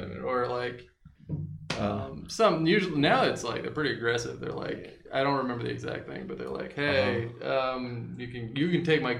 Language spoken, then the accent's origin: English; United States; moved away; also born or lived in Portland, Oregon; I'm from a rural part of the United States, and guns are a big part of the culture there.